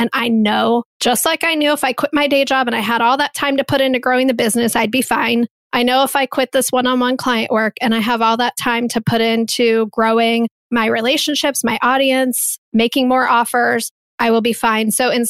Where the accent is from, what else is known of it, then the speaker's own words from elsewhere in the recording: Midwest, United States; I'm from the Midwest. There's no one in my family that's an entrepreneur.